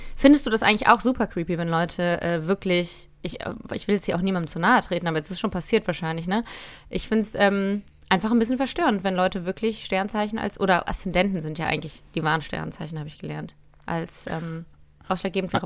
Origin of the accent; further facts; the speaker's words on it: Cologne, North Rhine-Westphalia, Germany; ich bin Rheinländerin, ich bin Kölnerin